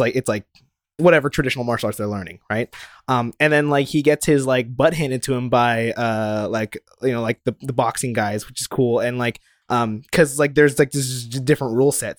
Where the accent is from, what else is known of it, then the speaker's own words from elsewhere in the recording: Japan; moved away; growing up in Japan